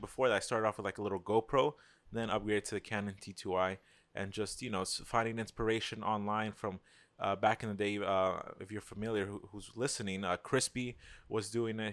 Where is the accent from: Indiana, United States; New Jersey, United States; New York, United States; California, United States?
New York, United States; New York City; I'm from New York, Queens